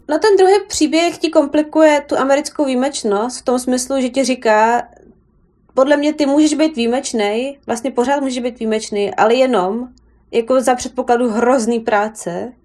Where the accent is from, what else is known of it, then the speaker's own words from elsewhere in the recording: Czechia; moved away as an adult; now in New York, United States; já jsem z Česka